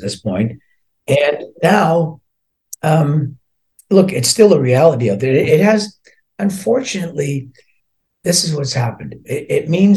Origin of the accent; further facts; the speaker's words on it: Scotland, United Kingdom; although I was born in Scotland, I'm only half Scottish. My dad was from Ireland.